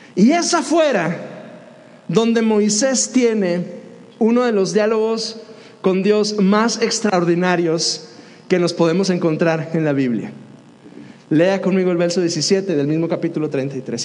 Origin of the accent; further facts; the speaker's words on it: Dolores Hidalgo, Guanajuato, Mexico; also born or lived in Piedras Negras, Coahuila; Yo crecí en Dolores y algo, Guanajuato